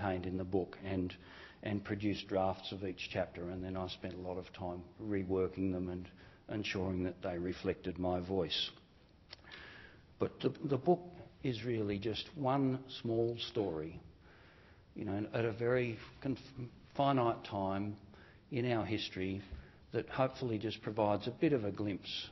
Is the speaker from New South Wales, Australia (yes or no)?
yes; New South Wales, Australia; It was a pretty poor area. There were new housing developments being put in place by the Housing Commission in New South Wales